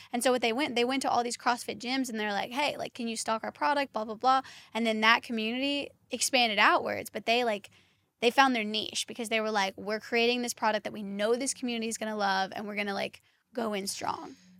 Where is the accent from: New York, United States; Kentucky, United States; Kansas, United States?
Kentucky, United States; I'm originally from Kentucky